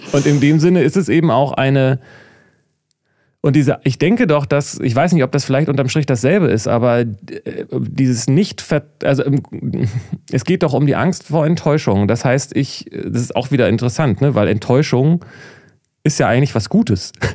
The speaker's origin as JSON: {"language": "German", "country": "Germany", "said": "als Deutscher"}